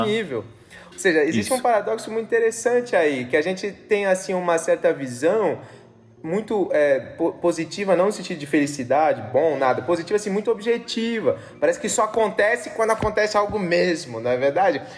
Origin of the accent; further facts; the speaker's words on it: São Paulo, Brazil; moved away; Eu sou de São Paulo, tenho vários amigos lá